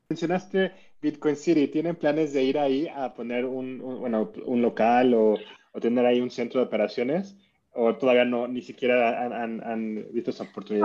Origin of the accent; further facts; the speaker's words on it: Mexico; que soy de México